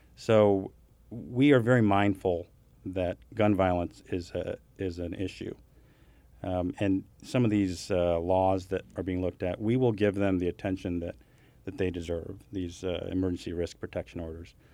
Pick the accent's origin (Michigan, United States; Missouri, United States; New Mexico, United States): Missouri, United States; Kansas City; I'm from Kansas City